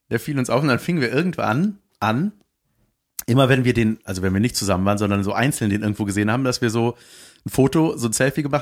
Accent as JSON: {"language": "German", "region": "Berlin", "country": "Germany", "said": "Ja, wir kommen aus Berlin."}